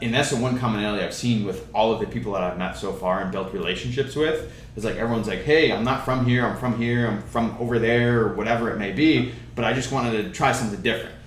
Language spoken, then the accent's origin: English; Rochester, New York, United States; moved away as an adult; now in Charlotte, United States; I was born and raised in Rochester. I lived there for 25 years.